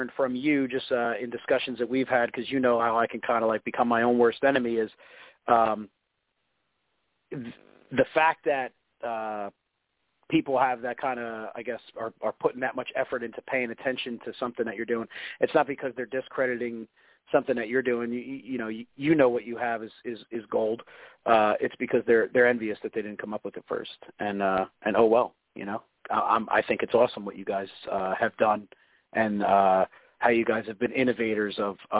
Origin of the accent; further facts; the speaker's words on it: New Jersey, United States; I'm from New Jersey and I was raised by my two older brothers